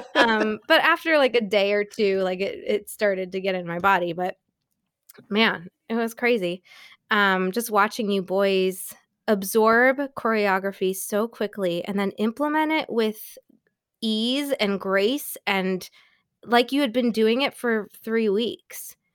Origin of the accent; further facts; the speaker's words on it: New York, United States; SUNY school, I'm from New York